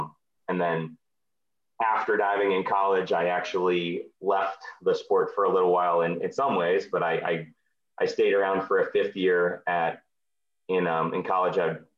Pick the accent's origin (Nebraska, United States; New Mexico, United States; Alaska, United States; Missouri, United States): Nebraska, United States; Lincoln; now in Minneapolis, United States; I started diving in 1979 as 7 years old. And growing up in Lincoln, Nebraska.